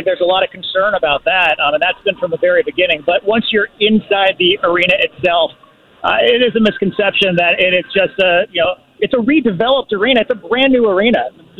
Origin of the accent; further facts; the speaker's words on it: Los Angeles, California, United States; now in Seattle, United States; I grew up in Los Angeles